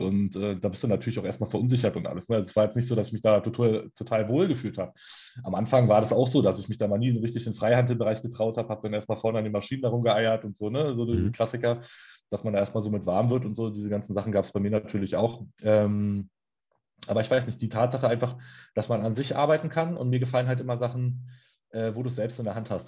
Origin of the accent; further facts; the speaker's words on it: Berlin, Germany; wohne in Berlin, auch schon mein ganzes Leben lang